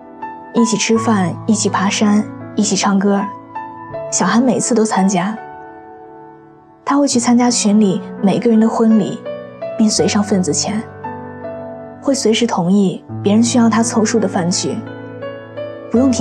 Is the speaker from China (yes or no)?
yes; China; 十三个老外来自五湖四海，就我一个中国人。